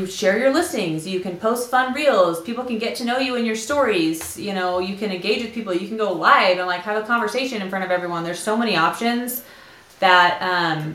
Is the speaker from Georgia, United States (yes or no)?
no; San Diego, California, United States; now in Utah, United States; I'm from North County, San Diego originally, but I've been here for like 15 years